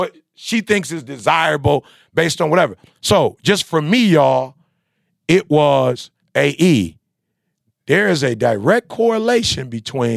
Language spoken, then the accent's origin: English; Midwest, United States; I'm from the Midwest